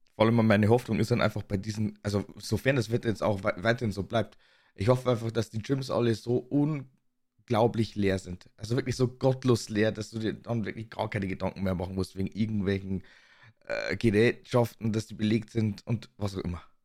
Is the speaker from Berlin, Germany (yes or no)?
no; Bavaria, Germany; accent: Bavarian; in Bayern wird halt eigentlich wirklich bayerisch gesprochen